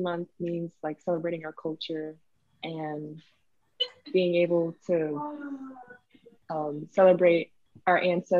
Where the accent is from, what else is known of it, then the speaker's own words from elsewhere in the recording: California, United States; moved away; I go to Eastern Washington University, and I'm from California.